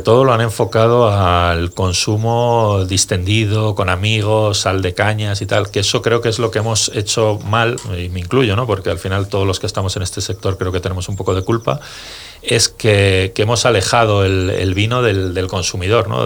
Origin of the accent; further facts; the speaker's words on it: Segovia, Castile and León, Spain; yo, vengo de Segovia